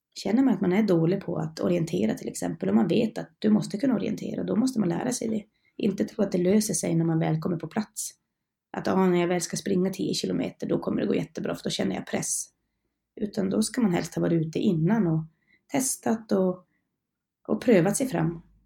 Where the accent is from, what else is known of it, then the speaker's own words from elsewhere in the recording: Norrland, Sweden; moved away as an adult; also born or lived in Karlsborg; Jag är en norrlänning så jag hade ju långt hem till mina föräldrar och släkt